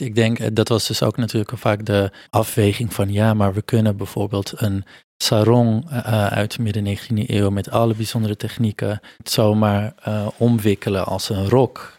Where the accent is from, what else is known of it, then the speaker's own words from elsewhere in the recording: Amsterdam, North Holland, Netherlands; ik ben hier geboren, getogen, geboren in Amsterdam, maar mijn ouders komen van, zijn vanuit Portugal geëmigreerd.